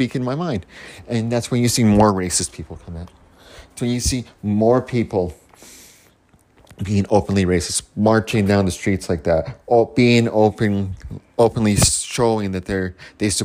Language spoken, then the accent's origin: English; Canada; I'm Canadian